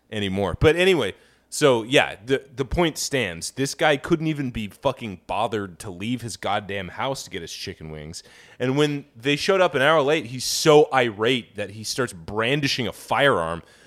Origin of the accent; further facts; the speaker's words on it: Kansas, United States; I come from Kansas. We're wheat-growing dipshits